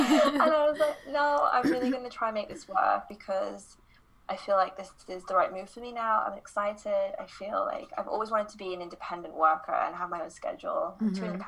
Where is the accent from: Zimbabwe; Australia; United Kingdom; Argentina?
United Kingdom; moved away as an adult; also born or lived in London / Guatemala / Copenhagen, Denmark; I am obviously British, but I've been traveling the last 4 years, and the last year I have spent in Denmark in Copenhagen